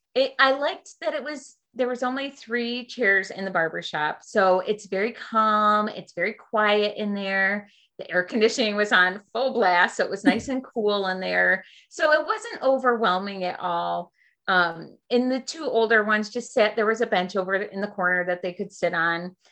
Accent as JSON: {"language": "English", "region": "Western New York", "country": "United States", "said": "I am from uh, Western New York"}